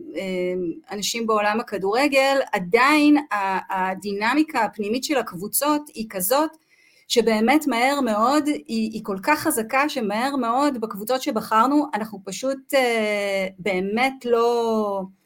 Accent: Kinneret, Northern District, Israel; גדלתי בצפון, גדלתי בכנרת

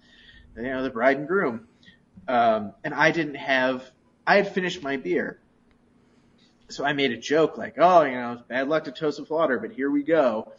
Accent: Chicago, Illinois, United States; no, like, the city, Chicago, like, Chicago, we're from Chicago.

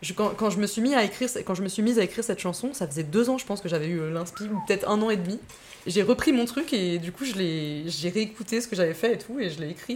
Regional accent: Massif des Bauges, Auvergne-Rhône-Alpes, France; j'ai passé mon enfance là-bas, ouais, mon enfance, mon adolescence. J'étais à l'école, au collège, là-bas

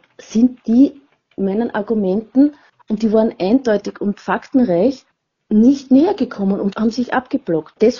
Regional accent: Vienna, Austria; bin aus Wien und 57 Jahre alt.

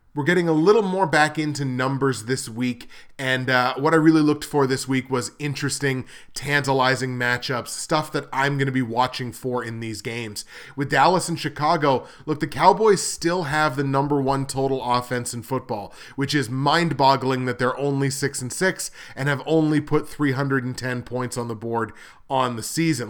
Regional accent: Canada; I'm Canadian

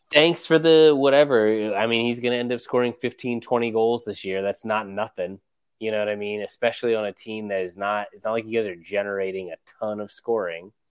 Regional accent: United States; as an American fan

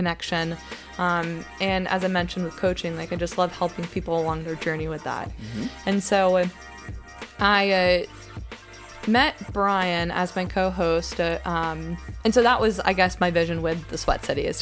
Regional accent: Greensboro, North Carolina, United States; I'm from Greensboro

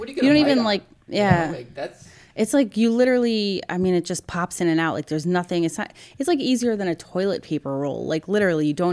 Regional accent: New York City, New York, United States; I'm from here. Like, I grew up here

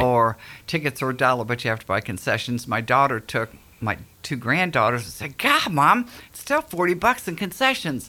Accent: Akron, Ohio, United States; moved away as an adult; now in Gallatin, United States; I'm originally from Akron, Cleveland area

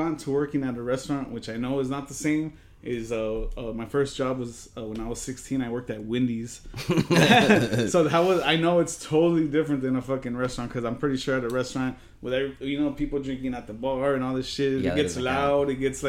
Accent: Modesto, California, United States; moved away; I'm actually from California. Modesto, shout out Modesto.

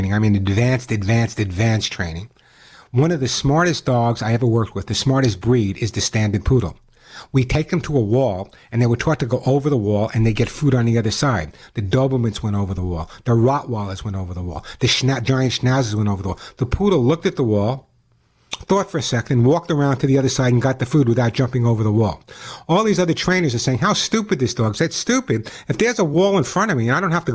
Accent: Long Island, New York, United States; also born or lived in Los Angeles; now in Santa Monica, United States; I grew up in Long Island

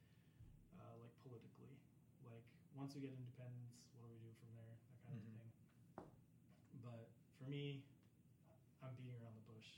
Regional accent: United States; growing up in the States, I saw this a lot.

